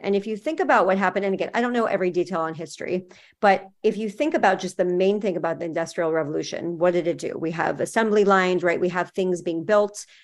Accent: California, United States; moved away as an adult; now in Miami, United States; I'm from California

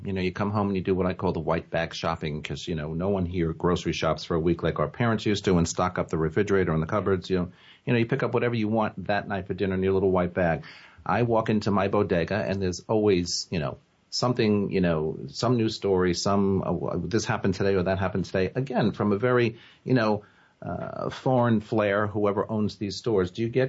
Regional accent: New York, United States; now in New York City, United States; one of the things I like best about being a New Yorker is the cultural diversity, because I came from a small town, you know, upstate, and, you know, everybody is sort of vanilla.

